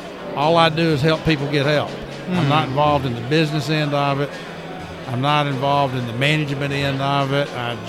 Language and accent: English; Athens, Georgia, United States; So I grew up in Athens.